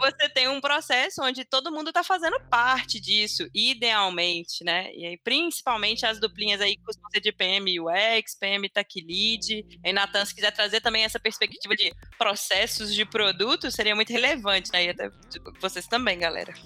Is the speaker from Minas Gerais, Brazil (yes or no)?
yes; Belo Horizonte, Minas Gerais, Brazil; sou de BH também.